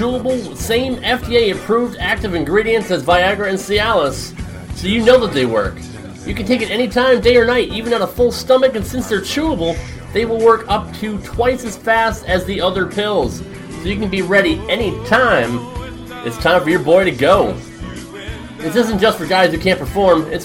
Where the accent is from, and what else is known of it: Connecticut, United States; born or raised there